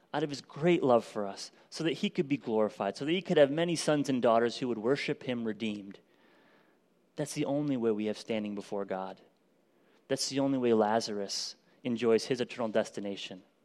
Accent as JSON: {"language": "English", "country": "United States", "said": "American Christians who live in extreme"}